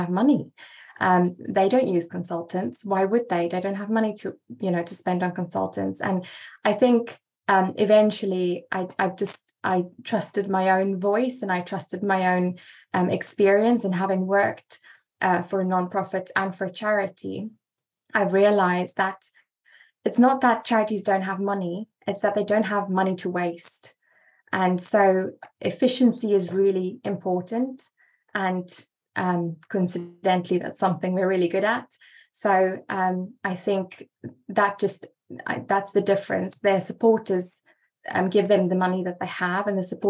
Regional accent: South Africa; also born or lived in England, near Oxford; now in Oxford, United Kingdom; So I am a South African living in the UK

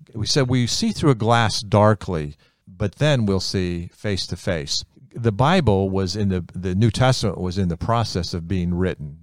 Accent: United States; I'm Hungarian, but I grew up in America, so I speak English

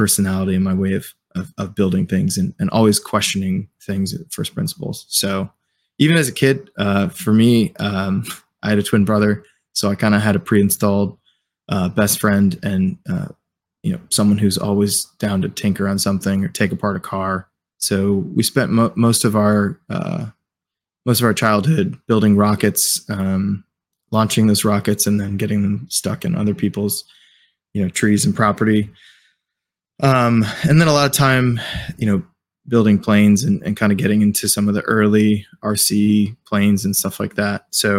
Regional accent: Indianapolis, Indiana, United States; So, I grew up in the Midwest. I'm from Indianapolis, Indiana. Grew up in a non-military family

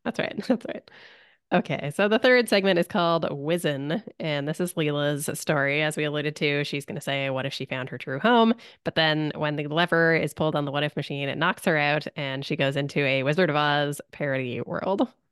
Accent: Canada; as a Canadian

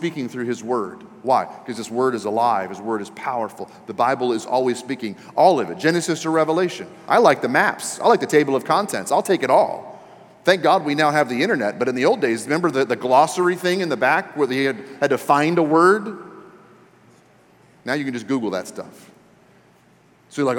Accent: Texas, United States; we're Christians and we're from Texas

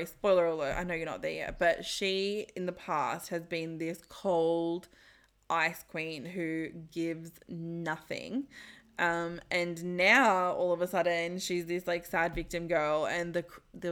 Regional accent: Sydney, New South Wales, Australia; the neighborhood that I grew up in Concord, in Sydney

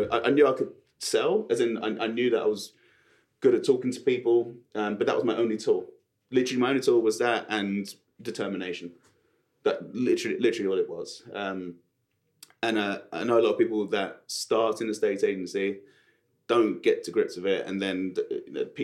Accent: Sutton, London, United Kingdom; So I came from Sutton, where you don't pronounce your T's and you talk like that.

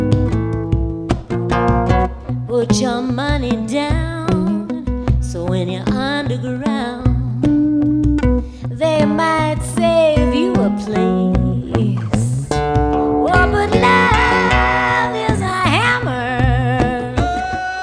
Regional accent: New Jersey, United States; I'm from New Jersey.

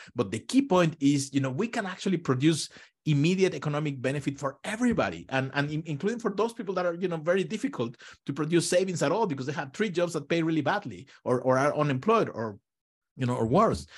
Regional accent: Mexico; moved away as an adult; also born or lived in Israel; now in United States; I'm originally from Mexico and, you know, I grew up in a country that, you know, the whole economy is based on oil

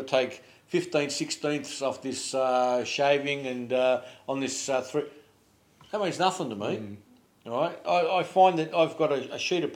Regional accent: Poland; now in Melbourne, Australia; I'm from Poland originally.

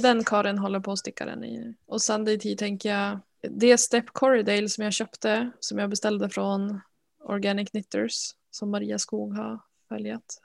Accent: Norrland, Sweden; jag är en jättedålig norrlänning

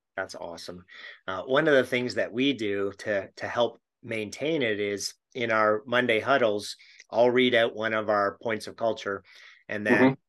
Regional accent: Canada; being a Canadian

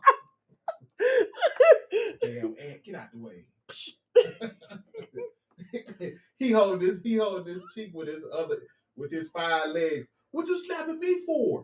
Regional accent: the South, United States; accent: Southern; I'm your Southern translator.

